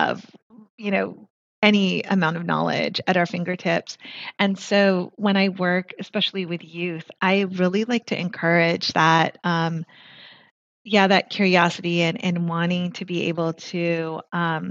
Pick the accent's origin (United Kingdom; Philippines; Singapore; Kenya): Philippines; I'm Filipina